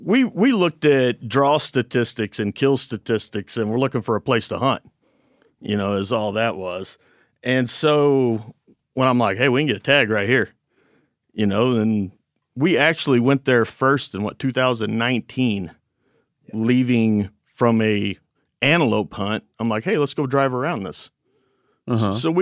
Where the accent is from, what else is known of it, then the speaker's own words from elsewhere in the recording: Missouri Ozarks, United States; We're from Missouri.